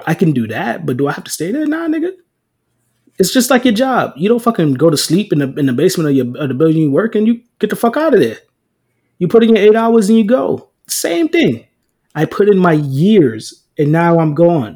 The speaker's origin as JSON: {"language": "English", "town": "New York City", "region": "New York", "country": "United States", "tie": "born or raised there", "said": "I grew up in the Bronx"}